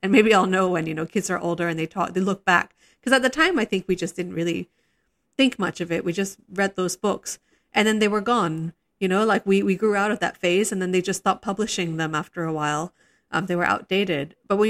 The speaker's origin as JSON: {"language": "English", "country": "Singapore", "tie": "born or raised there", "said": "when I was growing up in Singapore, and a lot of people from my generation speak very nostalgically about this"}